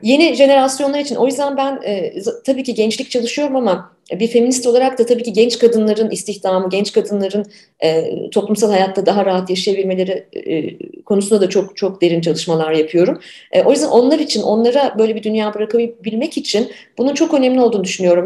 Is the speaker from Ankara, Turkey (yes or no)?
yes; Ankara, Turkey; moved away as an adult; also born or lived in Canada; 90'ları ben Ankara'da büyüdüm, 90'larda Ankara'daydım.